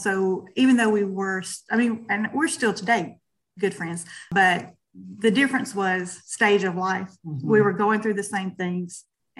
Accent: Bastrop, Louisiana, United States; now in Fayetteville, United States; I live in Fayetteville, North Carolina, but I'm originally from Bastrop, Louisiana, about 30 minutes from where Cindy is.

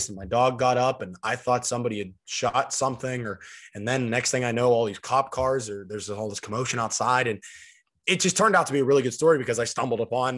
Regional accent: Steubenville, Ohio, United States; I'm only an hour and a half from where I grew up now in Steubenville, and I'm still only 40 minutes from Pittsburgh, and that's like my hometown city or whatever.

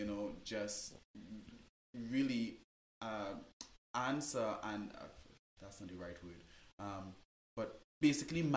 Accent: Trinidad & Tobago; moved away; I'm from Trinidad and Tobago

